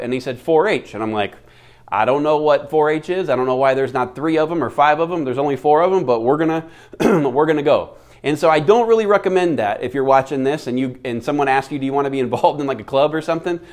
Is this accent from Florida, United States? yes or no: yes; Florida, United States; now in Phoenix, United States; Florida, uh, my home state